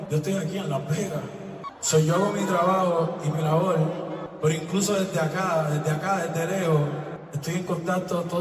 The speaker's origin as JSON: {"language": "Spanish", "country": "Puerto Rico", "said": "en mi país, yo tengo fe en mi gente. Yo amo Puerto Rico más que cualquier otra cosa en el mundo. Me siento orgulloso de mi bandera, me siento orgulloso de mi país."}